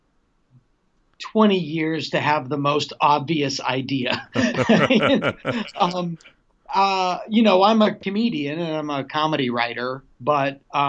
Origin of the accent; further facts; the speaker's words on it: Massachusetts, United States; moved away as an adult; now in Los Angeles, United States; I'm from Massachusetts, but I actually love Los Angeles. I love living here